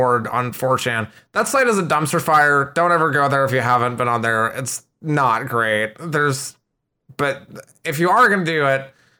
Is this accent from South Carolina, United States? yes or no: no; Schaumburg, Illinois, United States; I'm originally from the Midwestern United States. So if anyone's familiar with Cook County, Chicago area in Illinois, I grew up in Schaumburg and then just kind of moved all over the U.S.